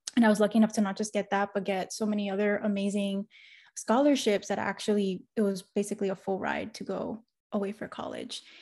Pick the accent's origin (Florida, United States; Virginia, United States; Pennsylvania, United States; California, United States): Florida, United States; Miami; I'm first generation Cuban American, and I grew up in Miami